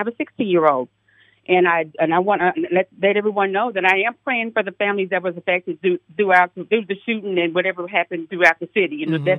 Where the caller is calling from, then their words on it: Indianapolis, Indiana, United States; I'm calling from Indianapolis, Indiana, from Decatur Township area.